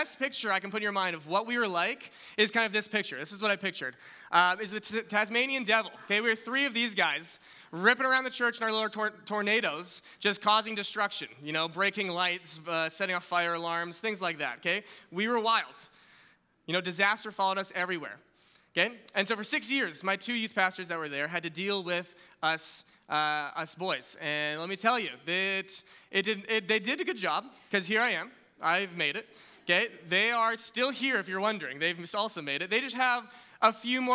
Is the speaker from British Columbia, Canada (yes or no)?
yes; West Kelowna, British Columbia, Canada; I grew up in West Kelowna.